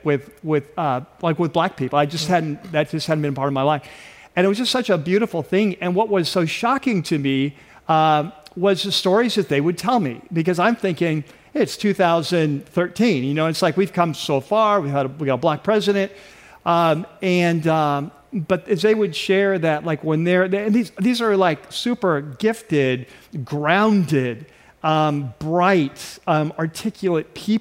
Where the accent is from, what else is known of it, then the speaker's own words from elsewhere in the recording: North San Diego County, California, United States; I grew up in North San Diego County, which was fairly rural at the time